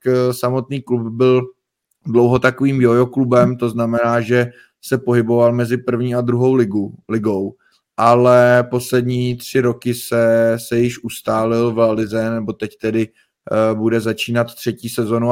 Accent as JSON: {"language": "Czech", "country": "Czechia", "said": "jsme vlastně z Česka"}